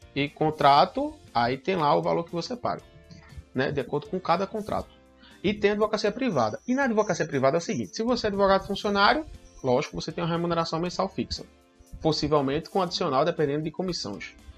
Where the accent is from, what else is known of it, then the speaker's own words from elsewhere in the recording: interior of Pernambuco, Brazil; Eu sou do interior do Pernambuco